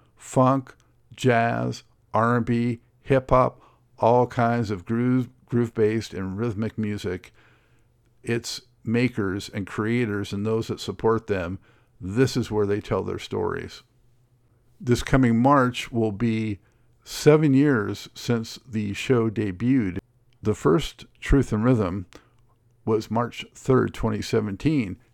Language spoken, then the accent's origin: English; Los Angeles, California, United States; growing up in Los Angeles